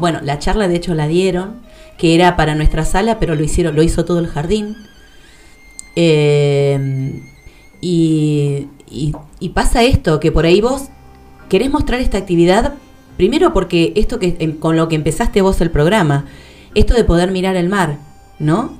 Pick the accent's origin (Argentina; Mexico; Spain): Argentina; Patagonia; somos patagónicos